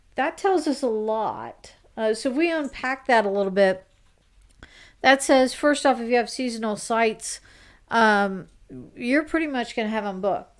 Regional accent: South Carolina, United States; South Carolina, my home state.

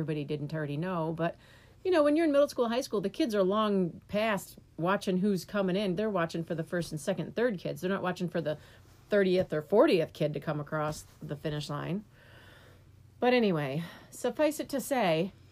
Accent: New York, United States; now in Michigan, United States; when I was a kid, I grew up in New York, and we had the New York State Physical Fitness Test

